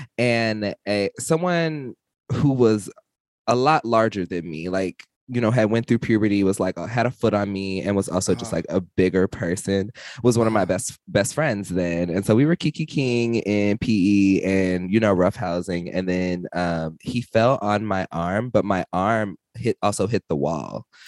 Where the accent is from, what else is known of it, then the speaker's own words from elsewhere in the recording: the South, United States; I'm from the South, so shit like this happens all the time.